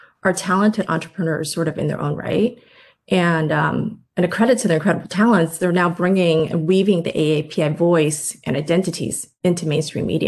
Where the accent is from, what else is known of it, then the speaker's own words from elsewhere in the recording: Midwest, United States; also born or lived in Indiana / Michigan; My family immigrated to the States when I was 7, and I grew up in the Midwest, both in Indiana and Michigan